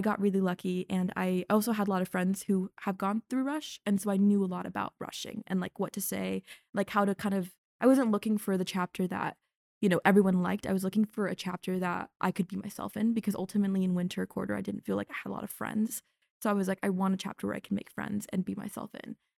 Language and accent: English; North Carolina, United States; moved away as an adult; now in Evanston, United States; growing up in North Carolina